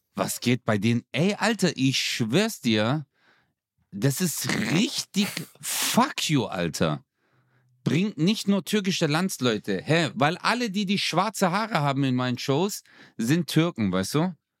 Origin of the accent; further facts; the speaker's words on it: Stuttgart, Baden-Württemberg, Germany; now in Karlsruhe, Germany; ich bin ja eigentlich Stuttgarter